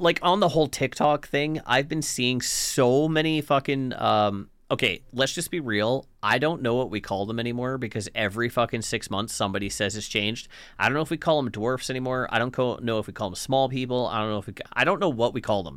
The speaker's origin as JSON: {"language": "English", "area": "the Kootenays", "region": "British Columbia", "country": "Canada", "tie": "born or raised there", "moved": "yes", "said": "I'm from the Kootenays"}